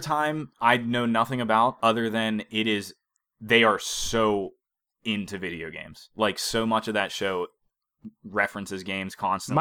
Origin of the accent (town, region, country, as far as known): Beaver Falls, Pennsylvania, United States; moved away